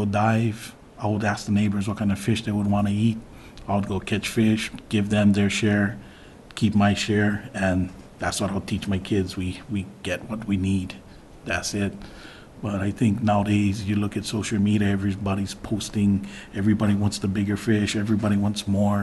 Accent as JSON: {"language": "English", "area": "Big Island", "region": "Hawaii", "country": "United States", "tie": "born or raised there", "moved": "yes", "lives_now": "Kapa'a, United States", "said": "I'm actually from the Big Island, and I went back to the Big Island to a spot that I was raised"}